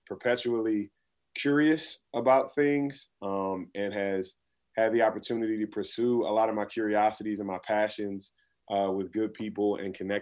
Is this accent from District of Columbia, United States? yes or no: yes; Washington, District of Columbia, United States; I was born and raised in Washington, D.C.